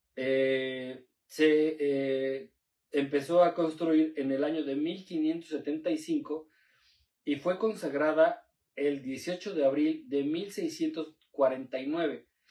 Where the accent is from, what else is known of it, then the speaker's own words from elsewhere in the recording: Puebla, Mexico; uno como poblano, güey, está viviendo aquí